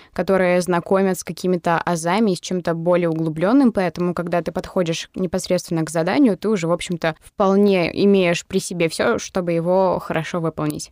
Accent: Mari El, Russia; я из Мариэл

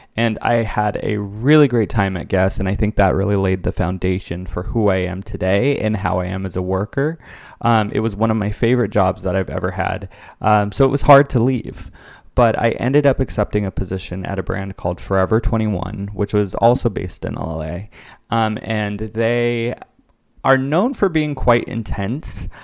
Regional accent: West Covina, California, United States; now in New York, United States; I am originally from Los Angeles, California, and I decided to attend the university, Loyola Marymount University, which is about an hour drive away from my hometown of West Covina

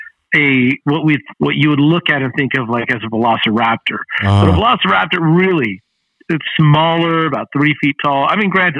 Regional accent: Bellflower, California, United States; moved away as an adult; also born or lived in Long Beach; now in Fort Worth, United States; I grew up in Bellflower

